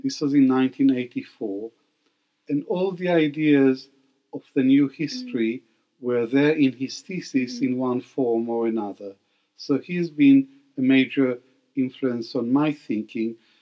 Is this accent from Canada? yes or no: no; Israel; moved away as an adult; also born or lived in Baghdad, Iraq / Britain; now in United Kingdom; I grew up in Israel. I went to school in Israel.